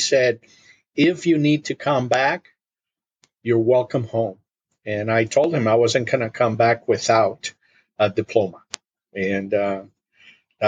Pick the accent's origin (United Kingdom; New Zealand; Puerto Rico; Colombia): Puerto Rico; English is a second language; moved away as an adult; also born or lived in Munich, Germany / Philadelphia / Indiana; now in Wisconsin, United States; And then we moved to Puerto Rico. And that's where I was raised